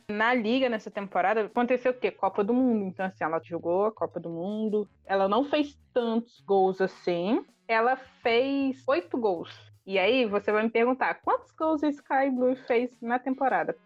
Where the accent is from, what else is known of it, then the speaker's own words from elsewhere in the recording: Brazil; a gente é brasileiro